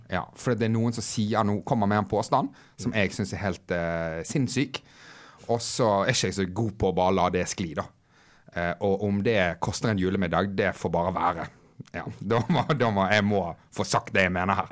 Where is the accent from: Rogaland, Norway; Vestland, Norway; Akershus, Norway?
Vestland, Norway; Bergen; now in Oslo, Norway; jeg er hjemme i Bergen nå